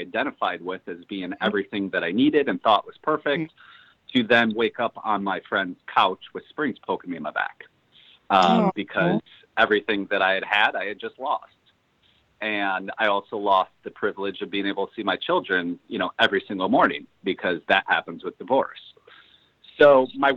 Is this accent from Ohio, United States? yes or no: no; Chicago, Illinois, United States; I'm born and raised in Chicago, Illinois